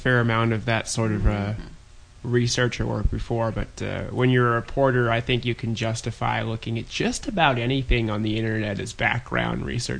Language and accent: English; Whidbey Island, Washington, United States; I come from Whidbey Island